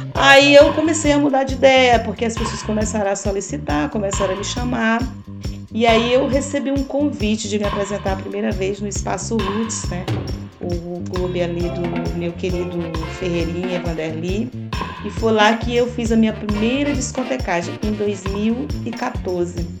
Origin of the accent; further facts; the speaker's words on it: São Luís, Maranhão, Brazil; A cidade onde eu nasci nunca teve um, um, festas de reggae, clube de reggae, mas eu vim para cá muito cedo